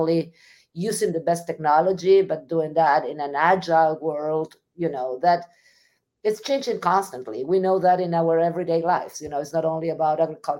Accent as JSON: {"language": "English", "country": "Argentina", "tie": "born or raised there", "also_born_or_lived": "Missouri, United States", "moved": "as an adult", "lives_now": "United States", "said": "I'm originally from Argentina. So I got my education in Argentina"}